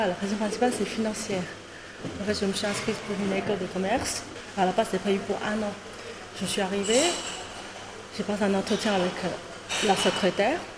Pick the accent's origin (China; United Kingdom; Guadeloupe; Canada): China; moved away as an adult; now in France; en tant que chinoise, comment dire 100% fabriquée en Chine. je suis venue à Paris à l'âge de 25 ans.